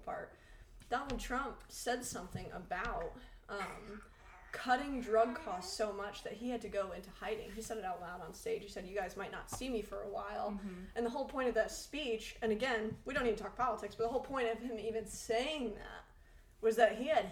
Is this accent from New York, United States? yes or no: yes; New York, United States; moved away